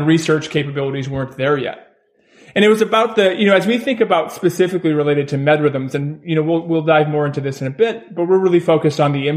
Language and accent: English; Maine, United States; moved away; I'm from Maine originally, from a very small town in Maine